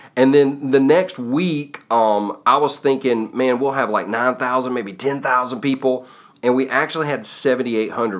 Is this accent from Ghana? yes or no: no; United States; I was born in America, live in, you know, live in America, love America